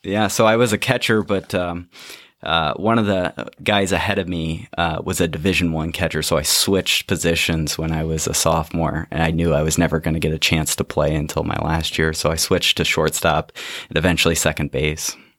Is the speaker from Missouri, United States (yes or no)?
no; Dubuque, Iowa, United States; I grew up in Dubuque, Iowa